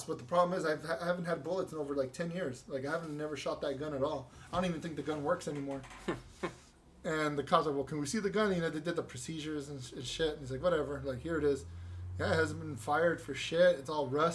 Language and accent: English; California, United States; I was born here. Born and raised in California.